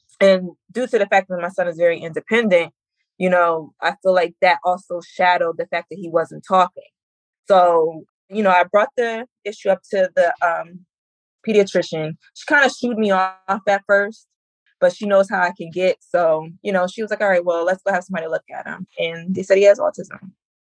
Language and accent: English; Jersey Shore, New Jersey, United States; I'm from Central Jersey, Jersey Shore